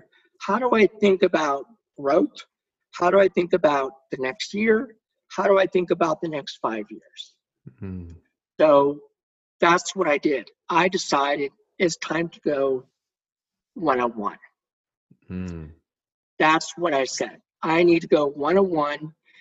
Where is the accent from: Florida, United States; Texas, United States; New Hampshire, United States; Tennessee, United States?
Texas, United States; born or raised there